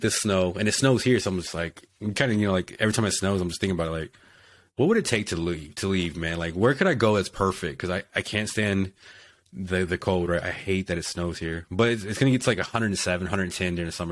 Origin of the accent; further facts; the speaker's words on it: Texas, United States; moved away as an adult; also born or lived in South Dakota; I'm from Texas and I get stationed in South Dakota.